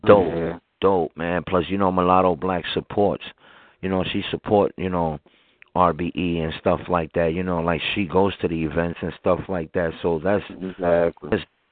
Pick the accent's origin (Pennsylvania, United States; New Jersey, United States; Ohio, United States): Pennsylvania, United States; Philadelphia; I am from Philly